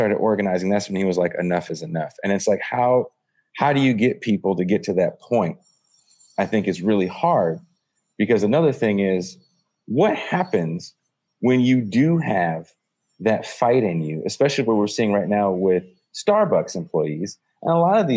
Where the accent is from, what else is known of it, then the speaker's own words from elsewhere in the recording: San Francisco Bay Area, California, United States; I'm from California. I'm from the San Francisco Bay Area.